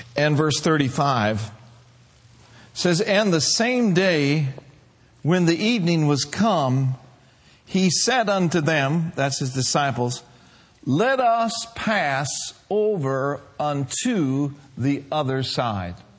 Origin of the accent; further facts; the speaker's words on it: Minneapolis, Minnesota, United States; I grew up in Minneapolis, Minnesota